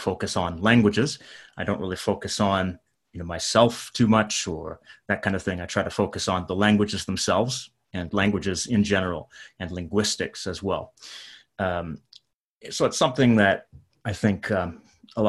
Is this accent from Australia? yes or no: no; Canada; moved away as an adult; now in Japan; I'm from Canada